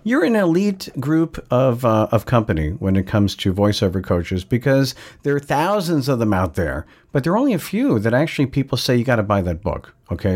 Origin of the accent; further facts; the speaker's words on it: Long Island, New York, United States; I'm from Long Island, New York